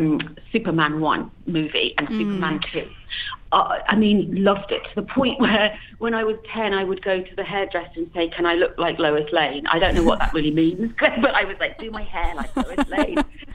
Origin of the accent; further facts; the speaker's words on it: United Kingdom; accent: British; now in Los Angeles, United States; Yeah, I do. I live in Los Angeles. I've been here for about 14 years, and I can't lose my accent.